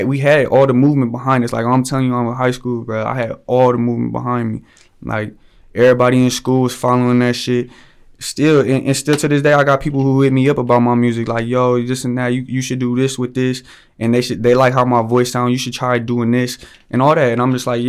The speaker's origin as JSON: {"language": "English", "region": "Ohio", "country": "United States", "said": "I'm an artist from Ohio."}